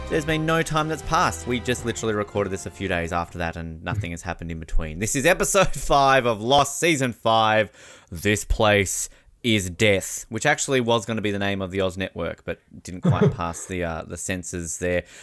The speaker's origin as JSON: {"language": "English", "town": "Encino", "region": "California", "country": "United States", "said": "I'm from Encino."}